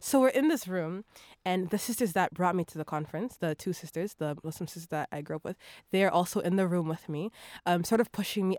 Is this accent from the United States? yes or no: no; Toronto, Ontario, Canada; also born or lived in Vancouver, BC; I grew up in Toronto